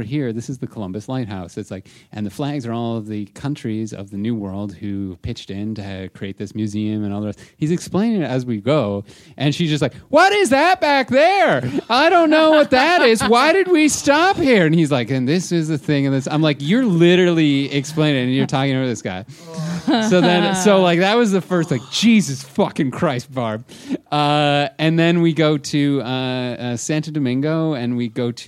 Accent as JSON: {"language": "English", "town": "Toronto", "region": "Ontario", "country": "Canada", "said": "we're from Toronto."}